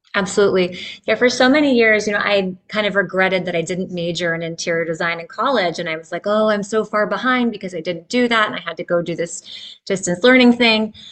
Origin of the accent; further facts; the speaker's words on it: Northern Virginia, United States; also born or lived in Midwest; I grew up in Northern Virginia, really near where I'm at now.